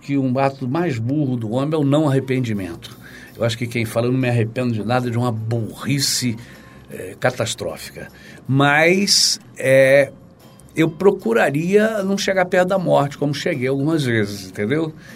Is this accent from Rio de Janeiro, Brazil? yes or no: yes; Campos dos Goytacazes, Rio de Janeiro, Brazil; moved away as an adult; now in Rio de Janeiro, Brazil; é um peixe muito próprio da minha terra que é Campos